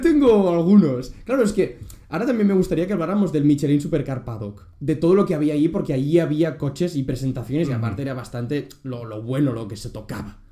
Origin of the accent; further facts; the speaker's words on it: Catalonia, Spain; a mí me han enseñado en Cataluña